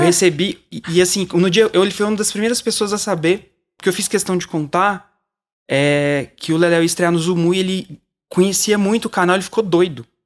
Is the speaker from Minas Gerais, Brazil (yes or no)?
yes; Uberlândia, Minas Gerais, Brazil; Eu sou de Uberlândia, eu vim pra, pra São Paulo